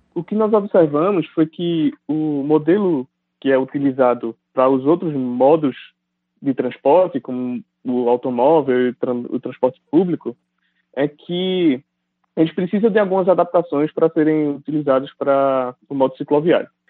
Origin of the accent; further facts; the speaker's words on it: Recife, Pernambuco, Brazil; moved away as an adult; now in São Paulo, Brazil; eu sou natural de Recife, Pernambuco